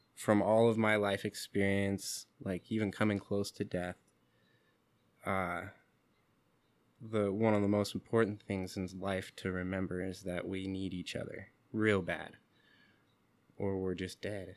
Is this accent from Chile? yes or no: no; Seattle, Washington, United States; When I was younger, growing up in Seattle, where the communities are confusing and mixed, I didn't have much sense of my indigenous background.